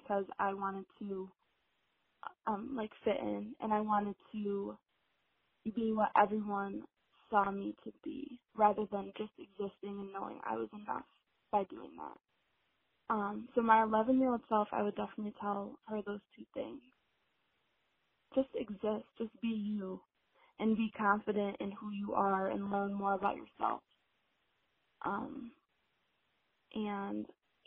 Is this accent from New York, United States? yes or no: yes; Rochester, New York, United States; I'm from Rochester, New York. So I'm from upstate New York